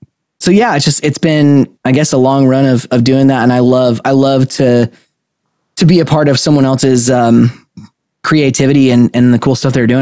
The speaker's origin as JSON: {"language": "English", "town": "Spokane", "region": "Washington", "country": "United States", "tie": "born or raised there", "also_born_or_lived": "Dallas, Texas", "moved": "yes", "said": "So I was born and raised in Spokane, Washington. I moved to Dallas to join the band that I'm in."}